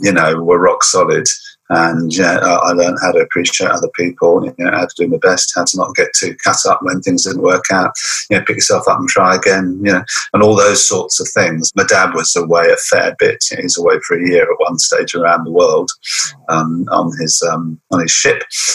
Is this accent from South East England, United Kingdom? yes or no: yes; Portsmouth, South East England, United Kingdom; also born or lived in Bath / Gibraltar; Yeah, I was born in Bath, very nearly born on the beach in Weston-super-Mare, but that's another story. But my parents in the Navy, or my dad was in the Navy, and we moved out to Gibraltar for some time. Then most of my child was in Portsmouth by the seaside.